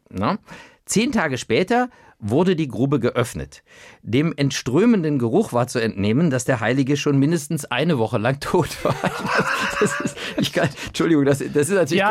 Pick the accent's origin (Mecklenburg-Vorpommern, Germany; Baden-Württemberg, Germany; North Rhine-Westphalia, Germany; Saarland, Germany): North Rhine-Westphalia, Germany; Cologne; als Kölner